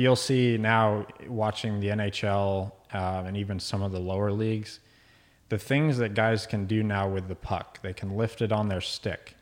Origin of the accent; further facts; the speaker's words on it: Dallas, Texas, United States; moved away as an adult; also born or lived in Virginia Beach, Virginia / Boston; now in Midland, United States; my dad and I moved to Dallas when I was around two. Grew up there for most of my young adult life.